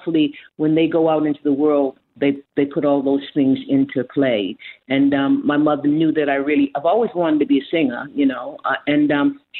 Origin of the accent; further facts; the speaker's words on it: Boston, Massachusetts, United States; now in Australia; I was brought up in Boston